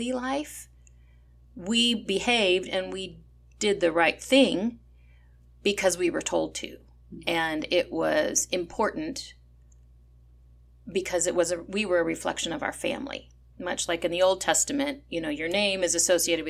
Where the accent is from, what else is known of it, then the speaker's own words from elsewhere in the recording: California, United States; I was born and raised in California